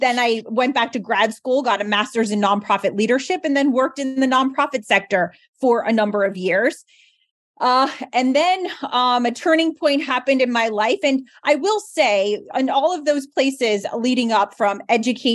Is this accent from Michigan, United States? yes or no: no; New Jersey, United States; also born or lived in Philadelphia / Boston; come back home to New Jersey, where I'm from